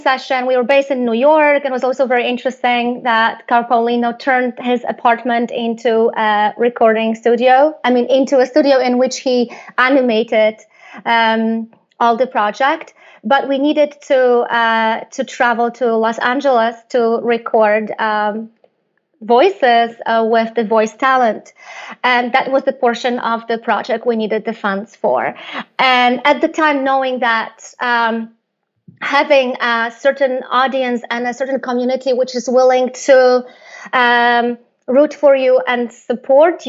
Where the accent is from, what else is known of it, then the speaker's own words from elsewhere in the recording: Poland; I come from Poland